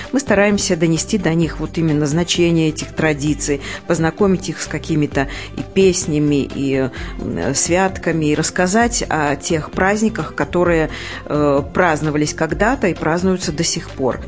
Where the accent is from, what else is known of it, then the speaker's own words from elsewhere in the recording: Pastavy, Vitebsk Region, Belarus; костел, э, который был в моем родном городе